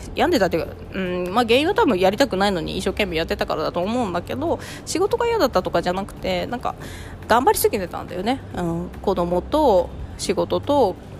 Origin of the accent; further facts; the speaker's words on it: Tokachi, Hokkaido, Japan; moved away as an adult; also born or lived in Sapporo; 田舎のきれいなところで育ってたし十勝で育ってるし札幌、ね、その後札幌に住んで